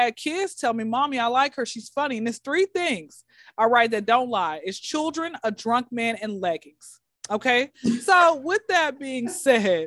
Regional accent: Atlanta, Georgia, United States; I was came out of the womb in Crawford Long Hospital in Atlanta

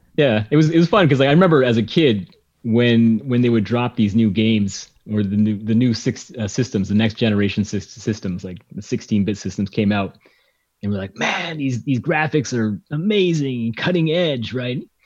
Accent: Winnipeg, Manitoba, Canada; growing up in Canada

